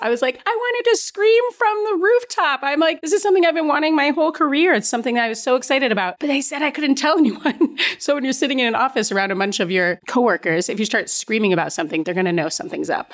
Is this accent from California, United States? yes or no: no; Stamford, Connecticut, United States; also born or lived in Chicago, Illinois; born in Chicago but grew up in Stamford, Connecticut